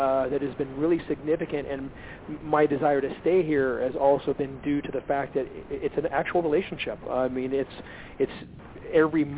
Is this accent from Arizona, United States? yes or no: yes; Sedona, Arizona, United States; also born or lived in Lake Havasu City, Arizona / Los Angeles, California / Ojai, California / India; now in Joshua Tree, United States; I grew up in Sedona and Lake Havasu back to back